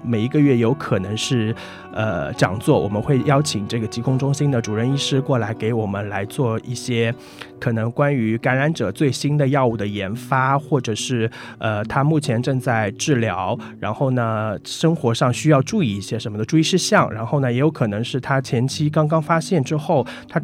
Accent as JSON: {"language": "Chinese", "region": "Shanghai", "country": "China", "said": "我来自上海"}